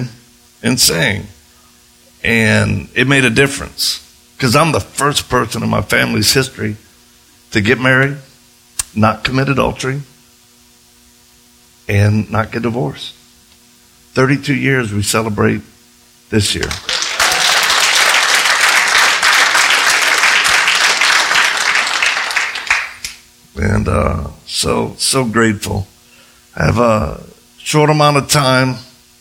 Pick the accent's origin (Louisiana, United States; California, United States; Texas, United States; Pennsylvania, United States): Louisiana, United States; I'm from Louisiana